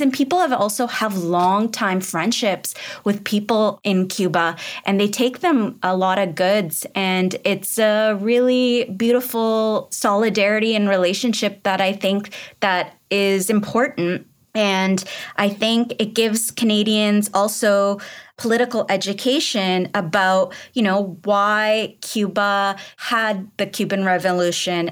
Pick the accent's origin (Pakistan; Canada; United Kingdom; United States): Pakistan; moved away; I'm from Pakistan originally